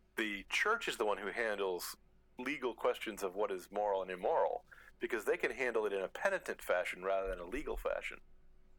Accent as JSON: {"language": "English", "country": "United States", "said": "being an American"}